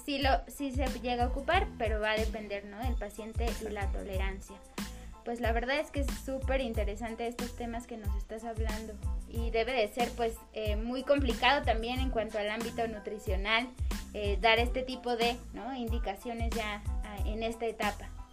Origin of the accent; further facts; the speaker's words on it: Mexico; como mexicanos